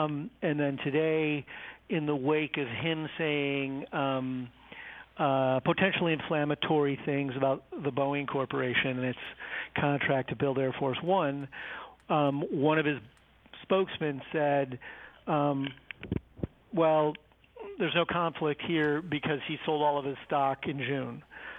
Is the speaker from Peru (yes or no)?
no; Ireland; Well, you know, I'm Irish, Merrill